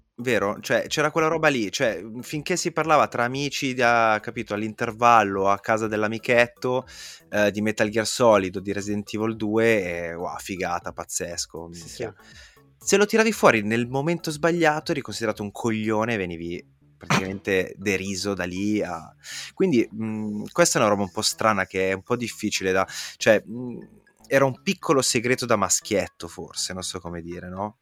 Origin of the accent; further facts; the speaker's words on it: province of Milan, Lombardy, Italy; io sono cresciuto in provincia di Milano, anch'io negli anni 90